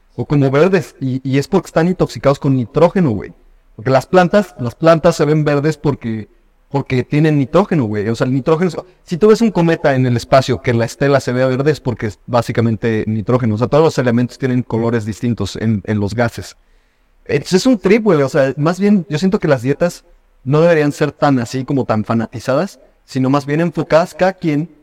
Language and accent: Spanish; Mexico; nosotros como mexicanos